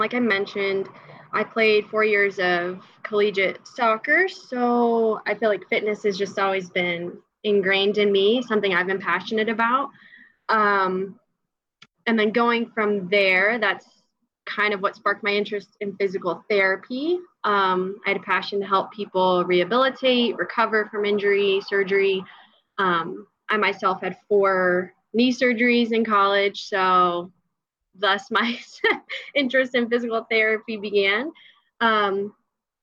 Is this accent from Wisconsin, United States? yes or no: no; Georgia, United States; I am from Georgia, and my husband and I live in Sandy Springs, Georgia